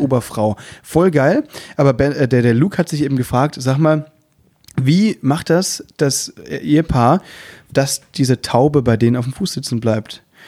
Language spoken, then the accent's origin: German; Müllheim, Baden-Württemberg, Germany; now in Berlin, Germany; ich komme ja aus Müllheim